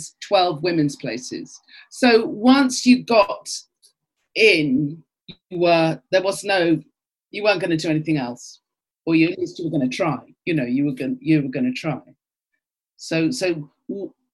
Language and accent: English; London, United Kingdom; I was brought up in Archway